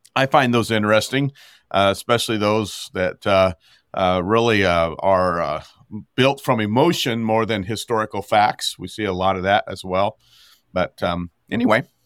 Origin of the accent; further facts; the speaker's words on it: Montana, United States; as a Montanan, gro-, growing up in Montana